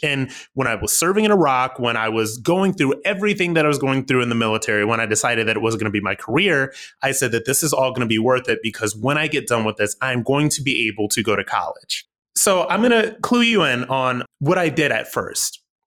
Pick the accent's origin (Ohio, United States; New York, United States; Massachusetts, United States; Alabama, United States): Ohio, United States; Akron; moved away as an adult; I'm from Akron, Ohio.